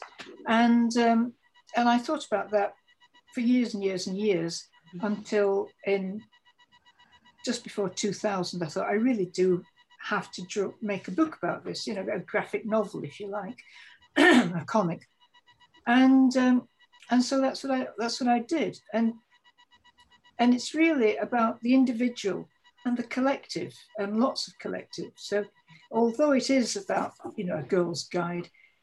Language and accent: English; Wombwell, Yorkshire and the Humber, United Kingdom; also born or lived in Barnsley / Darton / Manchester; I was actually born in Barnsley, but my both sides of the family came from Wombwell. And I spent most of my life in South Yorkshire in Wombwell and Darton as well